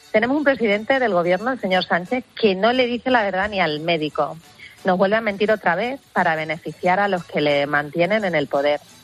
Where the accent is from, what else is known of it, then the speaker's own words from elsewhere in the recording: Extremadura, Spain; el campo extremeño y mi tierra es campo, es agricultura, es ganadería